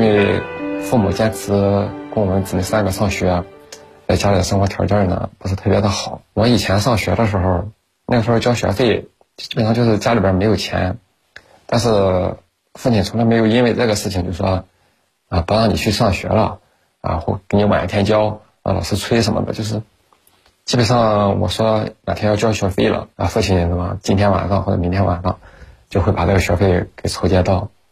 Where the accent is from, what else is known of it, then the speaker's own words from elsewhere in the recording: Tai'an, Shandong, China; now in Qingdao, China; 我们老家呢是山东泰安的，现在定居在青岛城阳